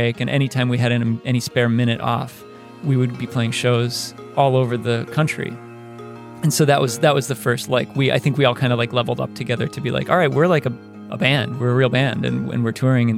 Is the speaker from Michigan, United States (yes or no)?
yes; Frankfort, Michigan, United States; now in Los Angeles, United States; I'm from Frankfort, Michigan. I currently live in Los Angeles and I make music